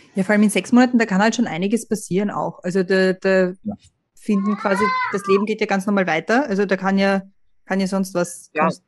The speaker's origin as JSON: {"language": "German", "country": "Austria", "moved": "yes", "lives_now": "United States", "said": "Da ist man als Österreicher immer gleich ein bisschen überrumpelt, oder? Weil ich merke das bei mir in Amerika"}